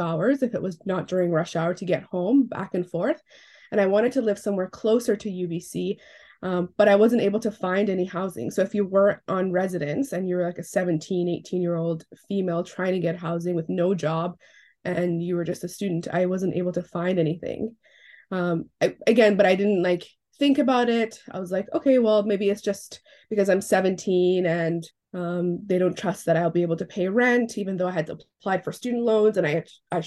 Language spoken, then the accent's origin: English; Iran; now in West Vancouver, Canada; I'm originally from Iran, but I now live on the unceded lands of the Musqueam, the Squamish, and the Tsleil-Waututh, also known as West Vancouver